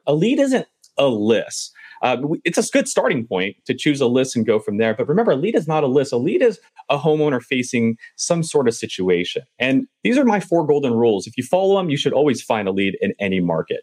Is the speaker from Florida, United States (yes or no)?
no; Southern California, United States; I'm from Southern California